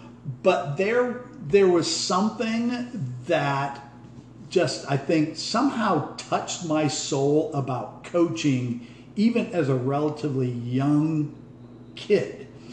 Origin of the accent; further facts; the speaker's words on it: Corry, Pennsylvania, United States; moved away; I grew up in Cory, Pennsylvania, District 10 up there, about 30 miles southeast of Erie